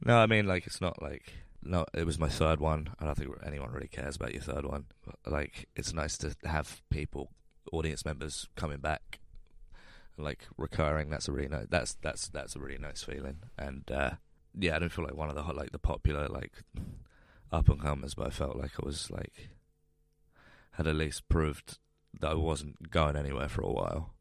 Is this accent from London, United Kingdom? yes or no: yes; London, United Kingdom; I grew up in London so like I could live with my family while I was starting doing comedy